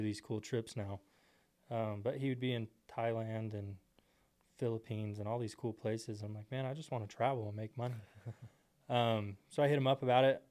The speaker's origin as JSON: {"language": "English", "town": "Temple", "region": "Texas", "country": "United States", "tie": "born or raised there", "said": "I grew up in Texas, Temple, Texas"}